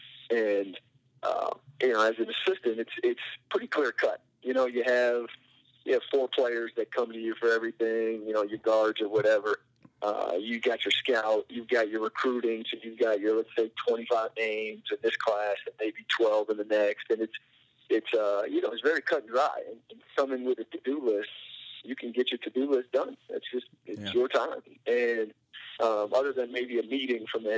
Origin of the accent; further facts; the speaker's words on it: Vermont, United States; moved away as an adult; also born or lived in Evansville; now in Harrisonburg, United States; I grew up in Vermont